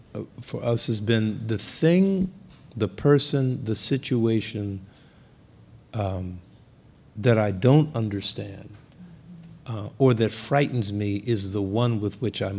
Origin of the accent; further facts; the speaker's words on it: Philadelphia, Pennsylvania, United States; particularly for me growing up in Philadelphia, where the police were feared, particularly by young black men. Under Frank Rizzo when I grew up.